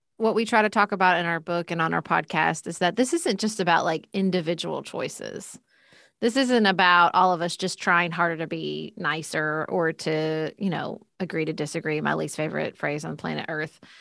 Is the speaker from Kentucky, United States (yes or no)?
yes; Paducah, Kentucky, United States; I ran for city commission in my hometown of P, Paducah, Kentucky.